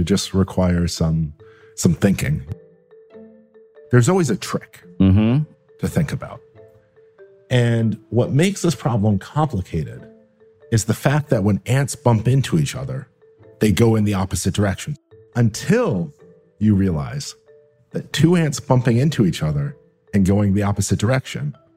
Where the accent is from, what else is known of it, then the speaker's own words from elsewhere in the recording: Buffalo, New York, United States; I grew up in Buffalo, New York